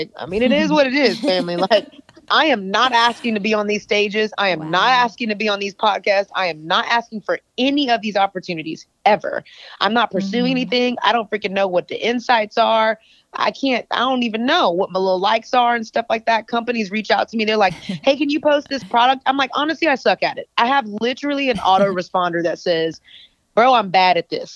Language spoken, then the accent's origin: English; Texas, United States; I'm from Texas